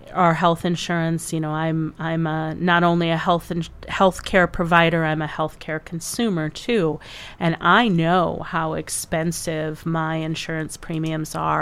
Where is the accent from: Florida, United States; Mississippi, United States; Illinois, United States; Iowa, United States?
Iowa, United States; now in South Dakota, United States; I grew up in the Upper Midwest too. I mean, not here in South Dakota, but in Iowa